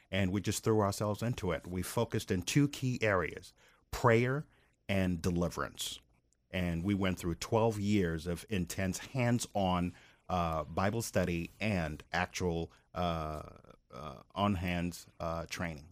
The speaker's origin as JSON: {"language": "English", "region": "Maryland", "country": "United States", "tie": "born or raised there", "moved": "as an adult", "lives_now": "Tampa, United States", "said": "we grew up in Maryland"}